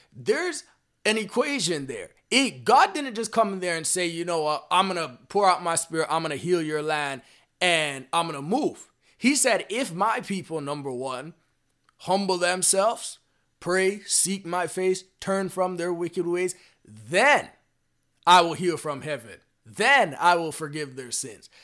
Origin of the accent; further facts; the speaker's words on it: Canada; I'm personally from Canada right now